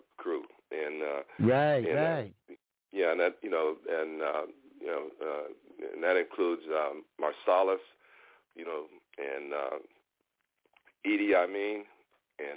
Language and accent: English; Houston, Texas, United States; moved away as an adult; now in Los Angeles, United States; Born and raised in Houston, Texas